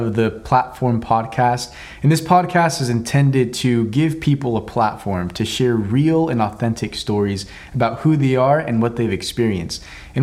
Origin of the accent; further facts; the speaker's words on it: Altus, Oklahoma, United States; moved away as an adult; also born or lived in Weatherford, Oklahoma / Tulsa, Oklahoma / Shawnee, Oklahoma / Mexico; I grew up in Altus, Oklahoma from the age of 5 all the way up to 18